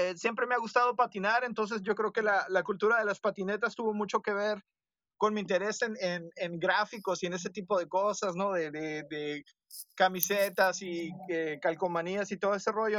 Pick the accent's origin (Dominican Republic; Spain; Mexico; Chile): Mexico; northwest Mexico; nosotros en el noroeste de México somos muy gringos